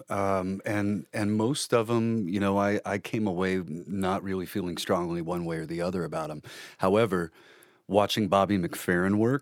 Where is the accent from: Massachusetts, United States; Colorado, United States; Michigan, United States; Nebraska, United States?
Nebraska, United States; Omaha; I come from Omaha